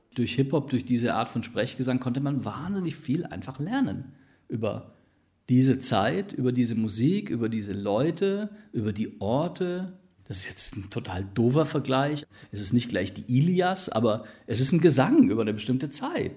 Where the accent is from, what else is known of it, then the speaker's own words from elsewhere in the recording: Ulm, Baden-Württemberg, Germany; moved away; Also ich bin ursprünglich auch aus Ulm